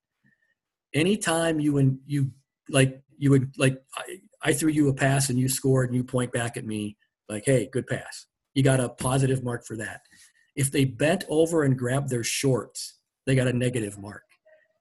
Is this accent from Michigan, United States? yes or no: no; Platteville, Wisconsin, United States; I grew up around Platteville